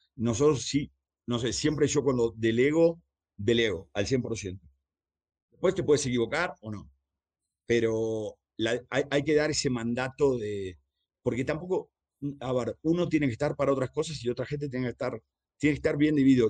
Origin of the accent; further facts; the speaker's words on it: Argentina; moved away; empecé a trabajar a los 11, 12 años en la calle. Empecé pegando pósters de, eh, en Argentina